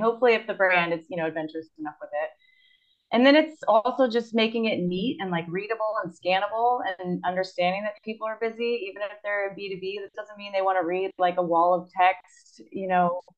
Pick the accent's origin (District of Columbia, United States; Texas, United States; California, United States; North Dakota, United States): Texas, United States; Austin; moved away as an adult; also born or lived in Chile / Germany / Spain / South Korea; now in Izmir, Turkey; I'm originally from Austin, Texas. That's where I grew up